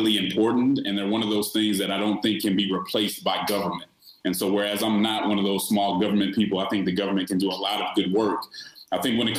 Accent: Denver, Colorado, United States; I'm originally from Denver, Colorado, and so I grew up I grew up looking up to elected officials like Mayor Wellington Webb

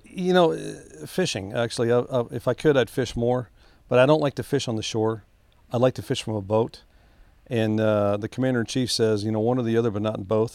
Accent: Harlingen, Texas, United States; I was raised in Harlingen, Texas

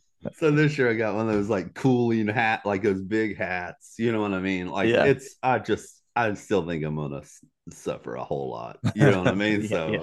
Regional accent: Southeast, United States; So that's one that I've had on my bucket list just growing up in the Southeast, right?

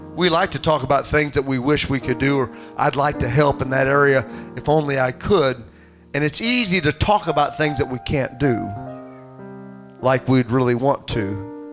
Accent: Southern Illinois, United States; also born or lived in Rockford, Illinois; I was born in Rockford, Illinois. And when my parents lived up there for a few years, my dad went up there for for better work, and, and that lasted a short time and uh, a few years I, I, I, that they stayed up there uh, until he got homesick, and Southern Illinois was calling his name, and he brought him and myself and my mother back to uh, to his hometown

